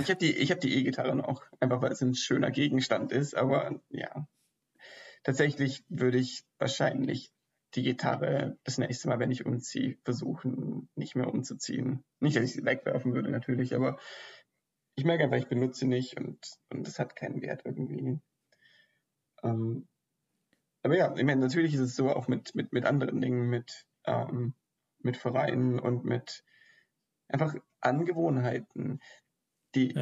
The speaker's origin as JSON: {"language": "German", "town": "Ulm", "region": "Baden-Württemberg", "country": "Germany", "tie": "born or raised there", "also_born_or_lived": "Aachen / Sweden", "moved": "as an adult", "said": "ich komme ja auch aus Ulm"}